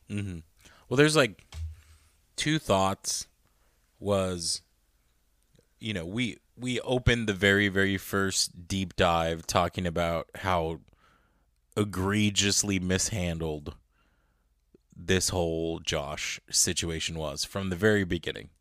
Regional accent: United States; obviously I was born here, so at the end of the day, I'm American.

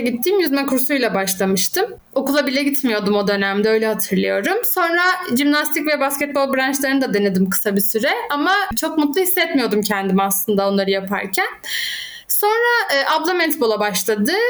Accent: Izmir, Turkey; now in Muğla, Turkey; 30 yaşındayım, İzmirliyim.

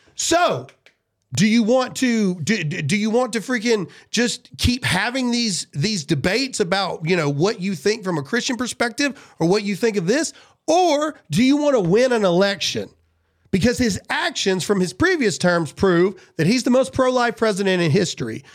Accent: United States; I'm an American

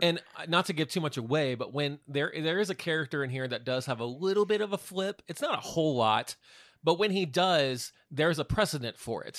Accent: Wichita, Kansas, United States; we're from Wichita

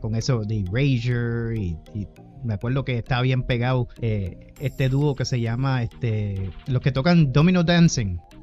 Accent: Humacao, Puerto Rico; en el municipio de Humacao, que fue donde me crié, allá en Puerto Rico

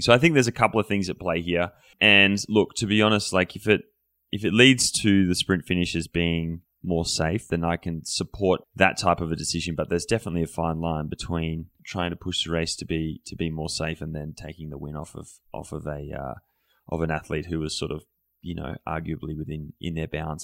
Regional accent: Australia; moved away; being an Australian

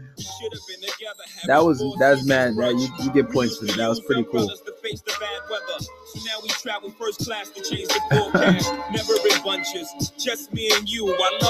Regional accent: New York, United States; Maybe because I'm from New York.

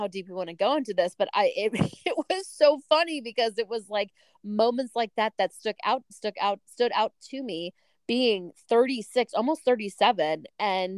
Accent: New Jersey, United States; also born or lived in Philadelphia outskirts; now in Philadelphia, United States; I live in the freaking outskirts of Philadelphia. We're from Jersey

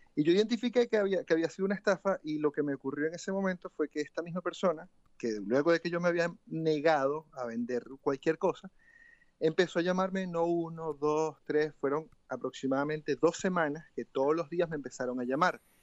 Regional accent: Venezuela; moved away as an adult; also born or lived in Chile; Yo salí de Venezuela en el año 2017, enero de 2017, hace ya cinco años

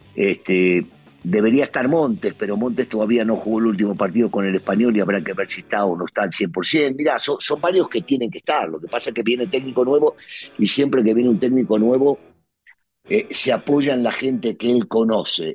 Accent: Argentina; now in Mexico; como decimos en mi país

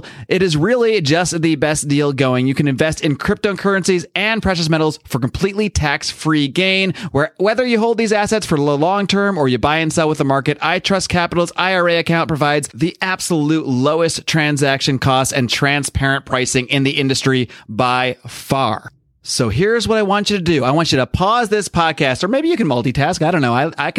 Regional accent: East Coast, United States; I mean, like I grew up on the East Coast

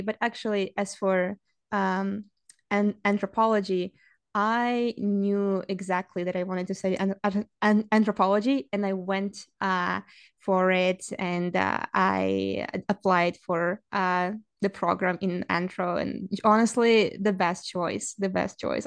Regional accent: Saint Petersburg, Russia; English is a second language; moved away as an adult; now in Canada; I didn't grow up in Canada. I grew up in Russia. Uh, I, my, my hometown, my home city is, uh, Saint Petersburg

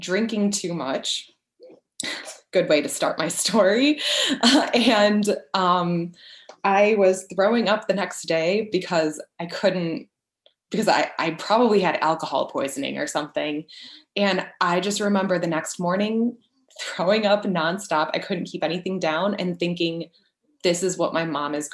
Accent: Chicago, Illinois, United States; moved away; also born or lived in Paris, France / Florida; We're originally from the Chicago area

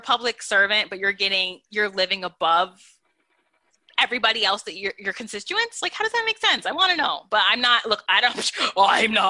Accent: upstate New York, United States; I'm from New York. I'm from upstate New York, but my dad's family lives in Brooklyn.

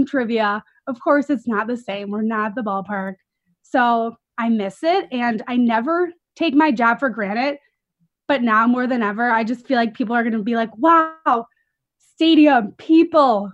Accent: Chicago, Illinois, United States; also born or lived in Iowa; I'm from Chicago, from the suburbs, and I grew up, you know, watching these teams

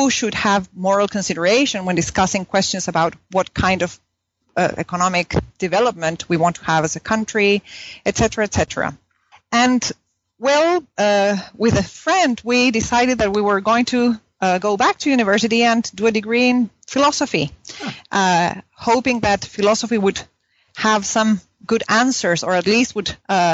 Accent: Punta Arenas, Magallanes and Chilean Antarctica, Chile; English is a second language; moved away as an adult; now in Oslo, Norway; I grew up in Punta Arenas

